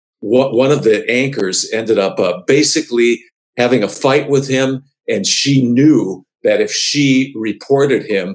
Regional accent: Milwaukee, Wisconsin, United States; now in Michigan, United States; I grew up in Milwaukee, Wisconsin

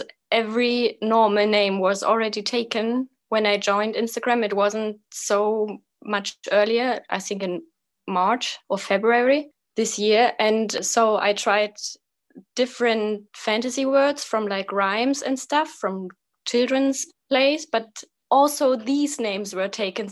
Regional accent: Eastern Germany near the Czech border, Germany; English is a second language; now in Kassel, Germany; Right now I live in Kassel in Germany. It's like right in the middle of Germany, but I was born in Eastern Germany near the Czech border.

